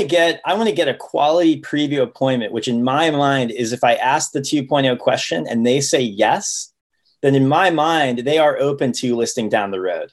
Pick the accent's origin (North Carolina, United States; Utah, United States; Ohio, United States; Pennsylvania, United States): Ohio, United States; also born or lived in Oregon; now in Seattle, United States; I grew up in Ohio and I went to college in Oregon